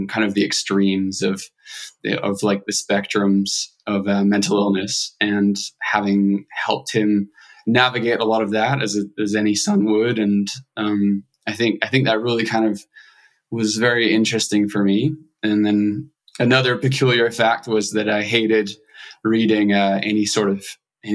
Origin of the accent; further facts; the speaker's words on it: Scotland, United Kingdom; accent: Scottish; moved away as an adult; also born or lived in Edinburgh; now in Los Angeles, United States; I grew up in a small village of about 400 individuals, and grew up pretty poor, pretty like limited resources financially, pretty poverty stricken area in Scotland